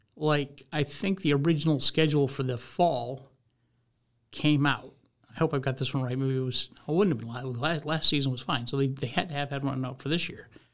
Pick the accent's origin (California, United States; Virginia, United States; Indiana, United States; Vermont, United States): Vermont, United States; moved away; I grew up in Vermont